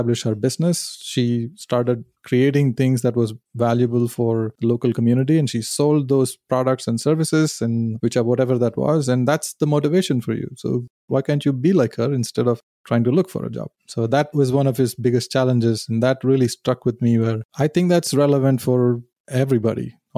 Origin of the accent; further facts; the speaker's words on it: Chennai, Tamil Nadu, India; moved away; I grew up in India, in South India, in Chennai.